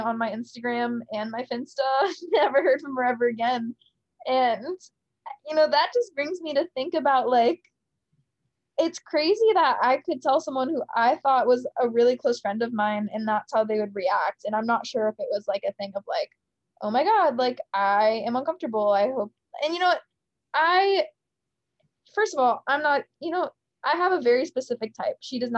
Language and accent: English; Michigan, United States; moved away as an adult; also born or lived in San Diego; now in Nashville, United States; I'm from Michigan